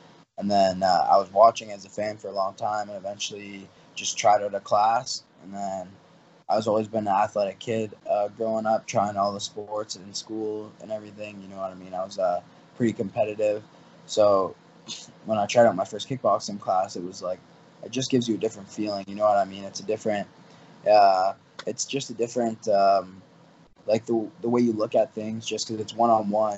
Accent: Windsor, Ontario, Canada; where I'm from, Windsor

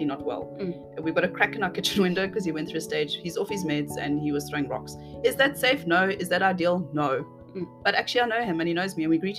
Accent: South Africa; as a South African citizen

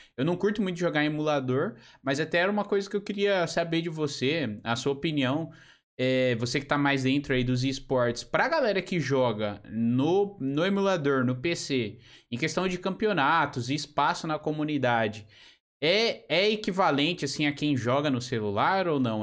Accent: São Paulo, Brazil; moved away as an adult; also born or lived in Portugal; now in Joinville, Brazil; eu sou de São Paulo, né? Sou de São Paulo capital, da região de Santo Amaro

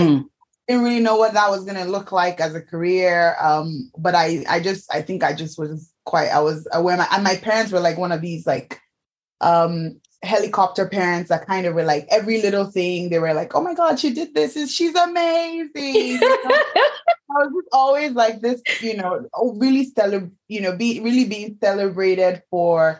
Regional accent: Nigeria; moved away as an adult; now in United Kingdom; I'm Nigerian.

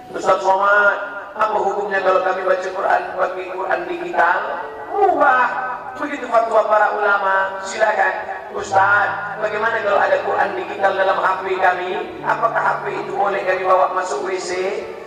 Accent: Pekanbaru, Riau, Indonesia; kampung saya, di Pekanbaru-Riau

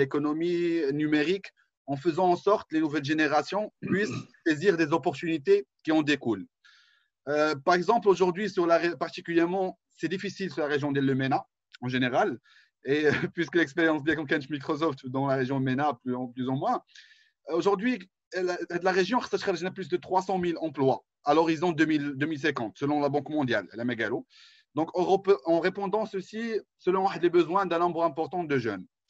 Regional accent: Morocco; En tant que Marocain

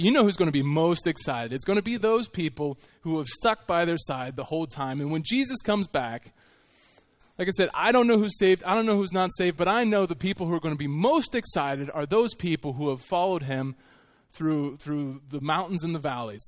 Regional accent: United States; I was from America

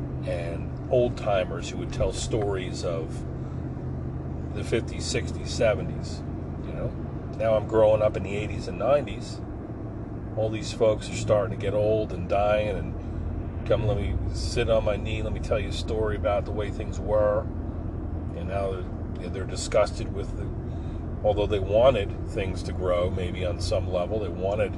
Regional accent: Forked River, New Jersey, United States; my hometown of Forked River

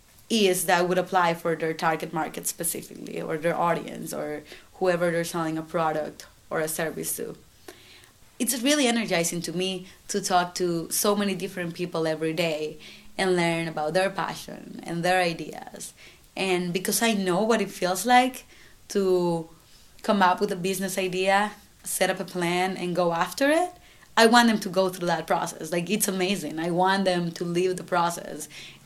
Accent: San Salvador, El Salvador; moved away as an adult; now in Syracuse, United States; I grew up in San Salvador, that's right, that's the capital.

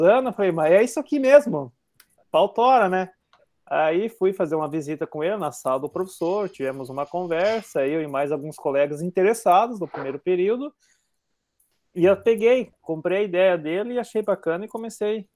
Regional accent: southern Brazil, Brazil; accent: southern Brazilian, rolling the R; nós do Paraná, Santa Catarina para baixo

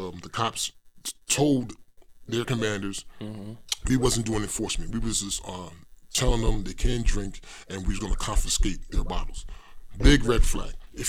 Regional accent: New York City, New York, United States; also born or lived in Bedford-Stuyvesant, Brooklyn / Flatbush, Brooklyn; I was born in Bed-Stuy. I grew up in Crown Heights.

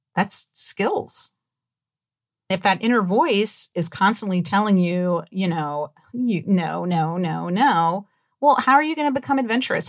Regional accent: New Orleans, Louisiana, United States; I grew up in New Orleans, Louisiana, and it is very Southern

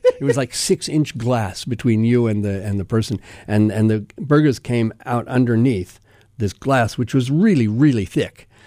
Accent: Denver, Colorado, United States; when I was a kid growing up in Denver.

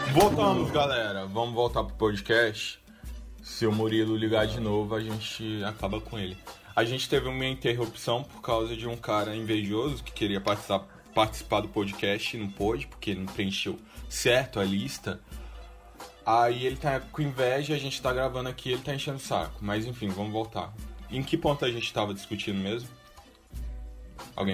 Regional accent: Xinguara, Pará, Brazil; a gente é de uma cidade do interior do Pará que é a capital do boi

